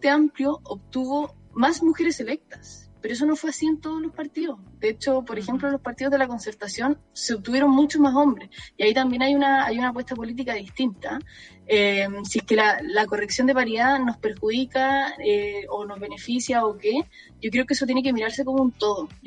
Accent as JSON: {"language": "Spanish", "town": "San Miguel", "region": "Santiago Metropolitan Region", "country": "Chile", "said": "yo soy de San Miguel, San Miguel."}